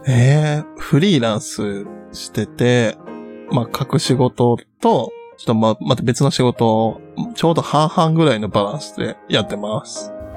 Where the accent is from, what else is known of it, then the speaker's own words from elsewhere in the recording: Nara, Japan; moved away as an adult; now in Tokyo, Japan; 自分その、奈良の田舎から来た